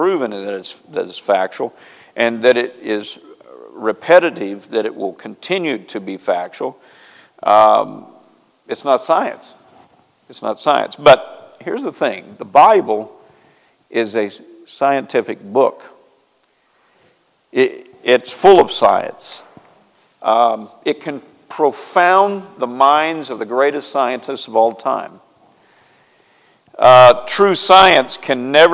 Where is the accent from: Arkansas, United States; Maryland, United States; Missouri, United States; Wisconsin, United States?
Missouri, United States; near Marshfield; moved away; I know exactly where that's at. Close to my hometown